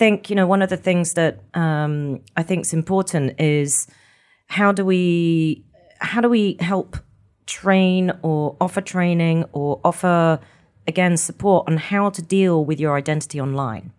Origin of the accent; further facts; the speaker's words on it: Scotland, United Kingdom; we're Scottish